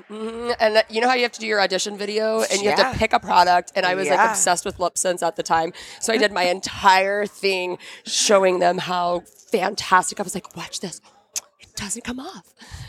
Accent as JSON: {"language": "English", "town": "Philadelphia", "region": "Pennsylvania", "country": "United States", "tie": "born or raised there", "said": "Because, you know, growing up in Philly, we love to find out people's stories here on yes."}